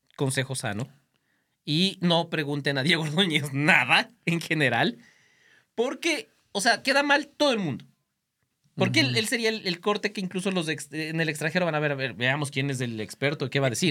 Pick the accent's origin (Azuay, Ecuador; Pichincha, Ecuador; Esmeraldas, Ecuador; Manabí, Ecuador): Pichincha, Ecuador; Quito; yo me crié en Quito donde la democracia popular era fuerte